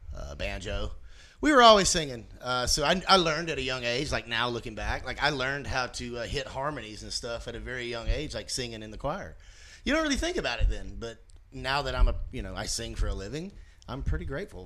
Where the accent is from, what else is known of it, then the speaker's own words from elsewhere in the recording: Corinth, Mississippi, United States; I grew up in the Bible Belt. I'm from Mississippi.